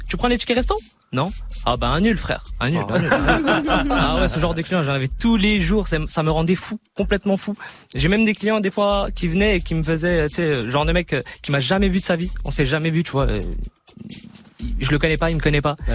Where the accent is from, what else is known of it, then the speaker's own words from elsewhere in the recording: Montbéliard, Bourgogne-Franche-Comté, France; je suis de Montbéliard, hein, comme, tu l'as dit, je suis de Montbéliard